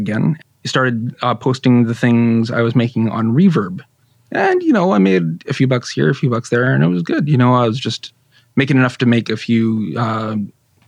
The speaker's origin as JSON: {"language": "English", "country": "Canada", "said": "I'm Canadian"}